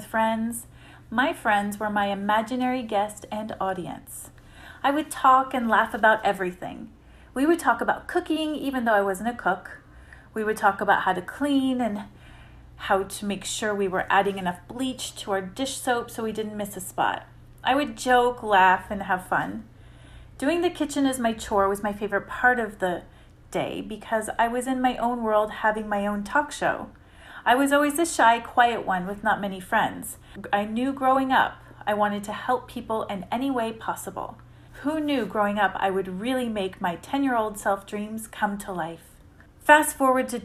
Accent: Syracuse, New York, United States; I was born and raised in Syracuse, New York

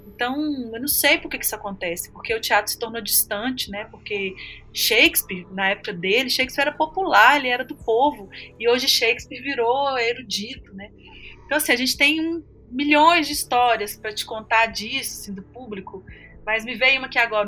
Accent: northern Minas Gerais, Brazil; norte de Minas é porque cresci lá, isso faz parte de mim

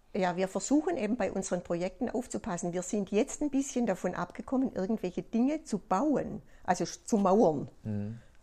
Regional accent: Germany; bei uns in Deutschland

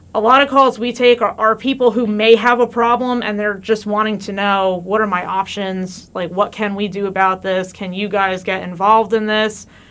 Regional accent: New Jersey, United States; moved away as an adult; also born or lived in Missouri; now in Warrensburg, United States; I'm actually from New Jersey, not from Missouri. I moved out here

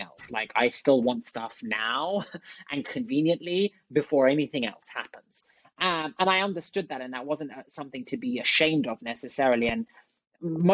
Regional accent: London, United Kingdom; moved away as an adult; also born or lived in Oxford / Silicon Valley; I'm from London originally. I grew up in London.

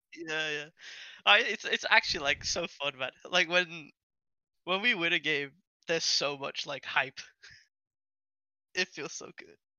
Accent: Switzerland; English is a second language; I'm actually from Switzerland, and I learned English

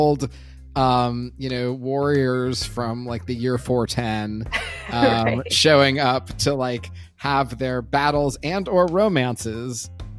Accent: Los Angeles, California, United States; I grew up in Los Angeles

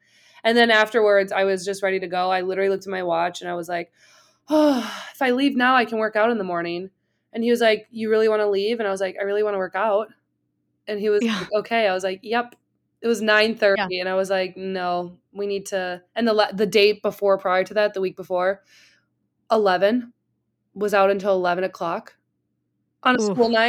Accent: Milwaukee, Wisconsin, United States; I grew up in Milwaukee. Shit gets stolen and busted too.

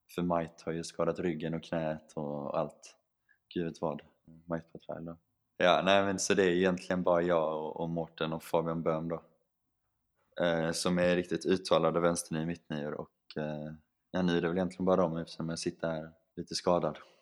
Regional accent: Sweden; moved away as an adult; som svensk

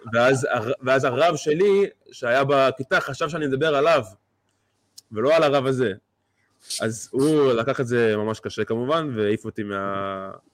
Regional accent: Beit Shemesh, Jerusalem District, Israel; בבית שמש, איפה שגדלתי

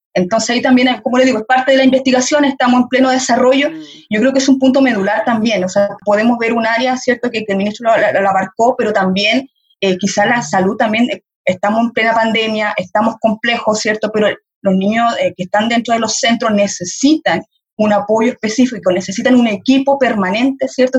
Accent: Chile; como sociedad chilena

